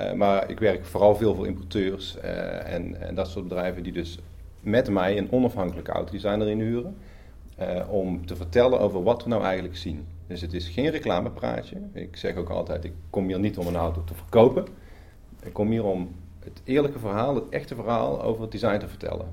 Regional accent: Netherlands; opnieuw als Nederlander

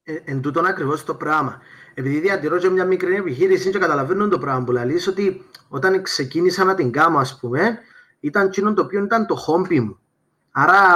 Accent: Paphos, Paphos District, Cyprus; moved away as an adult; είμαι από την Πάφο

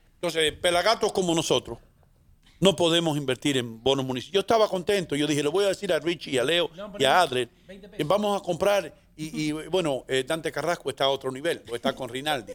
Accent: La Vega, Dominican Republic; now in New York, United States; Yo vengo de la República Dominicana, de un lugar que se llama La Vega, que es un continente

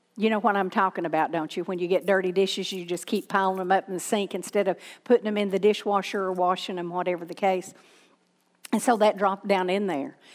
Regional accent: Southern, United States; accent: Southern; people can't understand my Southern accent

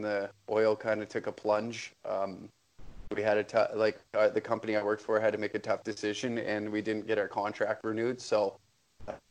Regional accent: Taber, Alberta, Canada; moved away as an adult; also born or lived in Edmonton area, Alberta; now in Edmonton, Canada; I grew up in Tabor, Alberta.

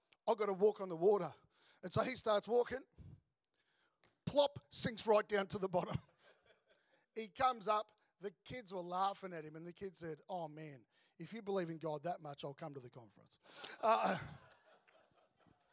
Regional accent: Melbourne, Victoria, Australia; moved away as an adult; also born or lived in Sydney; now in Gold Coast, Australia; I grew up in Melbourne, became a Christian and had a whole lot of mates around me

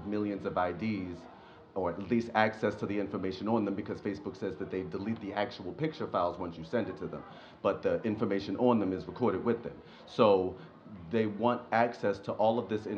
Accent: Baltimore, Maryland, United States; I was born and raised in Baltimore

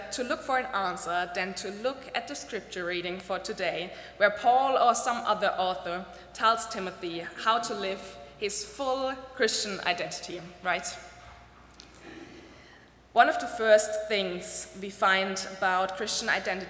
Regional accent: Germany; I'm from Germany, and I and the generation of my parents, we were raised not to be proud being German

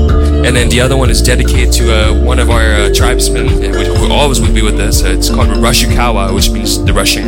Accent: United States; I was born in the United States.

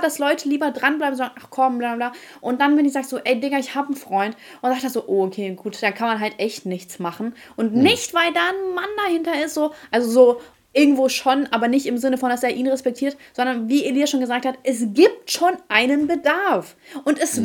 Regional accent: Ukraine; moved away; ich komme aus der Ukraine

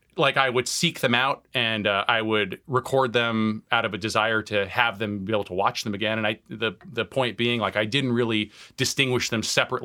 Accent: Tucson, Arizona, United States; So I grew up in Tucson, Arizona. I'm the child of Iranian immigrants.

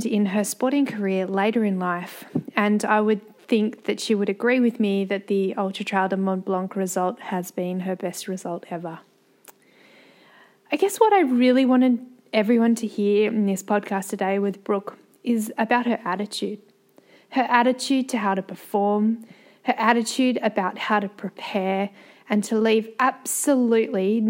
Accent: Australia; we come from Australia, like the land down under, the bottom of the planet

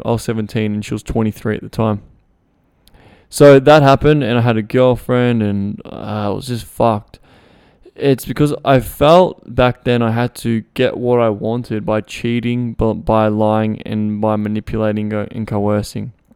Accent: Melbourne, Victoria, Australia; I was from Melbourne, I was, I went all the way to Melton.

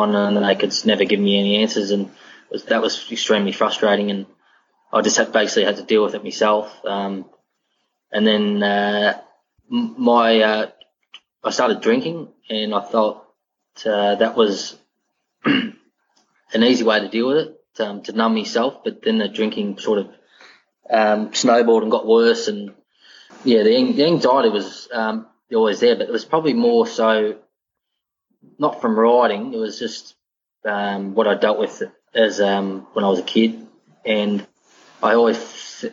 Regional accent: Victoria, Australia; moved away as an adult; now in Queensland, Australia; It's a town about an hour from Geelong in the Western Districts.

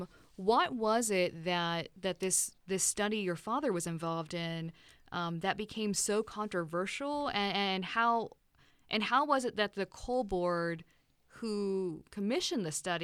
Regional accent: Appalachia, United States; I grew up in Appalachia here in the United States, coal mining country

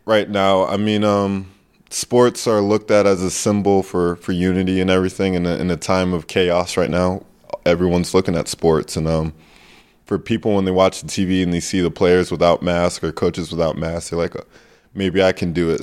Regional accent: United States; accent: American; moved away as an adult; also born or lived in Giessen, Germany / Ludwigsburg, Germany / Oldenburg, Germany; now in Würzburg, Germany; my American accent

